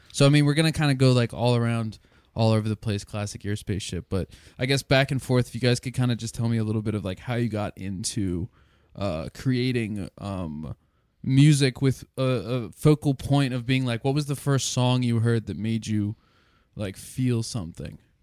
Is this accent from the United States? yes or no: yes; Lancaster, Pennsylvania, United States; I was born in Lancaster, and Lancaster's got its pros and cons